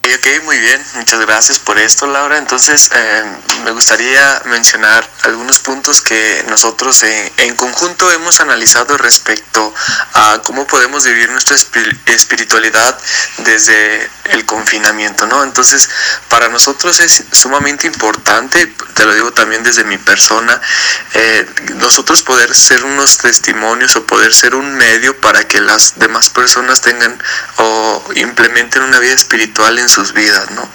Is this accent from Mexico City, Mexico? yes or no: no; San Miguel el Alto, Jalisco, Mexico; soy de San Miguel el Alto y tengo veintisiete años